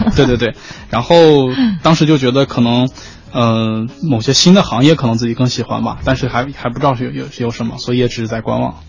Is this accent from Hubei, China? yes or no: no; Shanxi, China; 我是来自山西挖煤大手